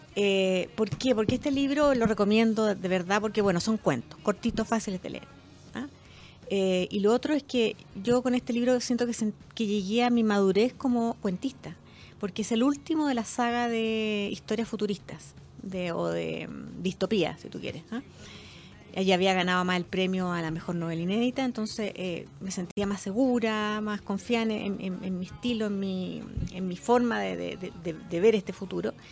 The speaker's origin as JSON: {"language": "Spanish", "country": "Chile", "said": "nuestra forma de vivir como chilenos"}